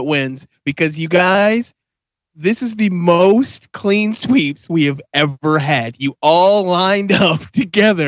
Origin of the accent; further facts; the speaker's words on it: United States; I'm American